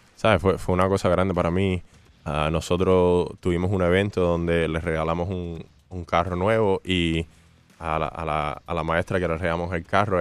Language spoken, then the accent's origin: Spanish; Hialeah, Florida, United States; así en Hialeah como niño y ah, siempre jugaba pelota aquí abajo